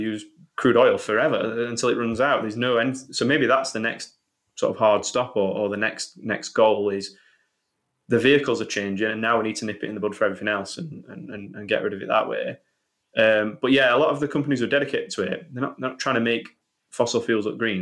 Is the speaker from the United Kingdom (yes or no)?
yes; Sheffield, Yorkshire and the Humber, United Kingdom; I'm from Sheffield